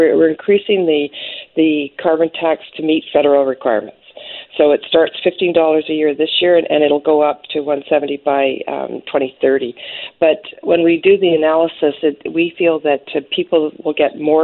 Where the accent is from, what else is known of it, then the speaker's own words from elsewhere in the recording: the Kootenays, British Columbia, Canada; I'm from the Kootenays